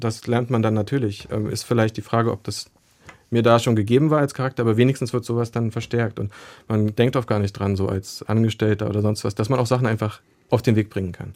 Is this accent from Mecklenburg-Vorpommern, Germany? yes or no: no; Berlin, Germany; als Berliner